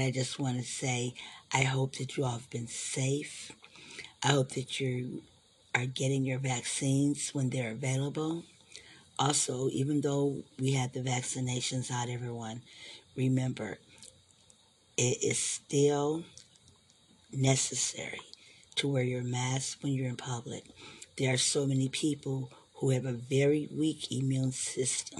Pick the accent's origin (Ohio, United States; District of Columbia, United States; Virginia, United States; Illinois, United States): Ohio, United States; moved away; my hometown in Ohio, we used to love Friday and Saturday nights